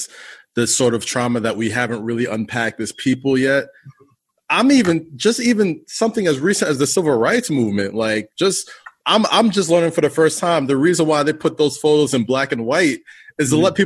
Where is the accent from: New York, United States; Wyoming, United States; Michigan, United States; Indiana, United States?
New York, United States; I grew up in New York, but I went to middle school in Staten Island